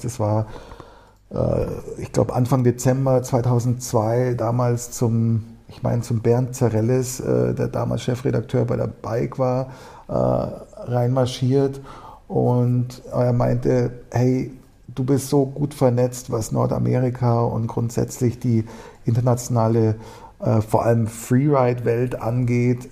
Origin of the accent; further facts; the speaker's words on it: Munich, Bavaria, Germany; komme aus München, bin, hier, äh, bin auch in München geboren